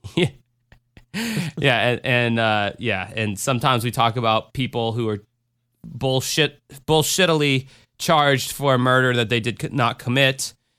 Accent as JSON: {"language": "English", "region": "Florida", "country": "United States", "said": "I'm from Florida"}